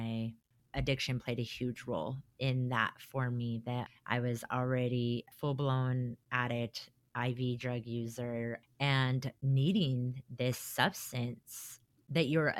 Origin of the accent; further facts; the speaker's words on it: Colorado, United States; moved away as an adult; now in Utah, United States; I'm not from Utah. I'm from Colorado, not Utah.